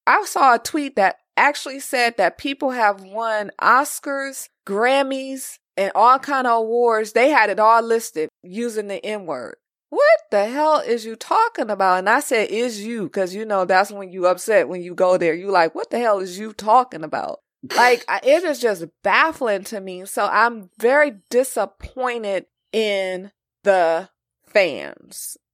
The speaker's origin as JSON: {"language": "English", "region": "California", "country": "United States", "tie": "born or raised there", "said": "being raised in California"}